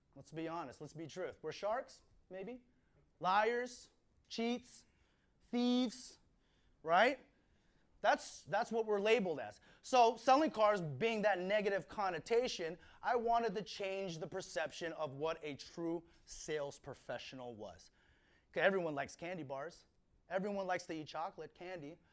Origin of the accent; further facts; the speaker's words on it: Fort Washington, Maryland, United States; moved away as an adult; now in California, United States; I'm originally from Washington, uh, Fort Washington, Maryland, which is right next to Washington, D.C. I am the youngest of four brothers.